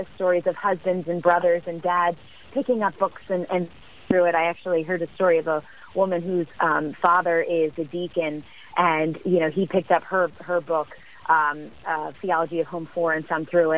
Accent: Pennsylvania area, United States; now in Natchez, United States; We're both originally from the Pennsylvania area

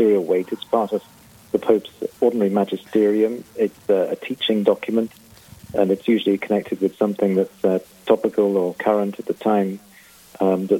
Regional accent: Canterbury, South East England, United Kingdom; now in Rome, Italy; I come from Canterbury in England originally

